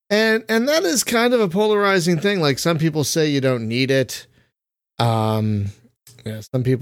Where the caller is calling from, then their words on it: Nebraska, United States; I'm calling in from Nebraska.